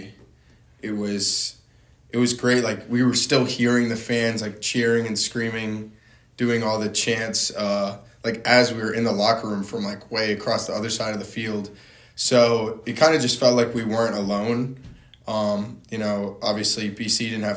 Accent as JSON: {"language": "English", "town": "North Hampton", "region": "New Hampshire", "country": "United States", "also_born_or_lived": "Massachusetts", "said": "I'm from Northampton, New Hampshire"}